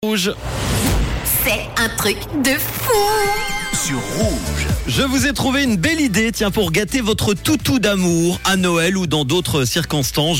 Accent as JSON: {"language": "French", "country": "Switzerland", "said": "chez nous, en Suisse"}